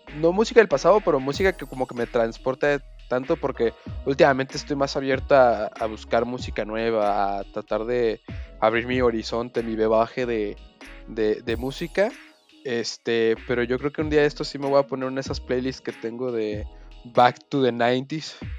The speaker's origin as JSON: {"language": "Spanish", "country": "Mexico", "said": "como hombre mexicano"}